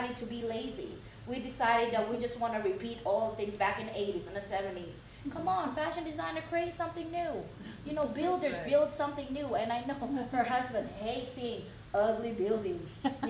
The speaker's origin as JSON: {"language": "English", "town": "Oakland", "region": "California", "country": "United States", "said": "I'm from Oakland"}